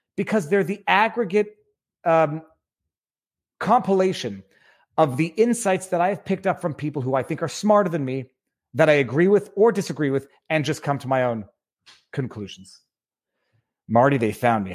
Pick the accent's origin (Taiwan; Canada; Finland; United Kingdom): Canada; moved away as an adult; also born or lived in Quebec; now in West Palm Beach, United States; We are Canadian.